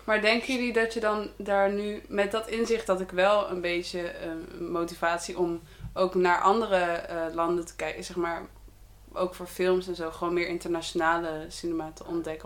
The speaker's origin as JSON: {"language": "Dutch", "country": "Netherlands", "said": "wij als Nederlanders"}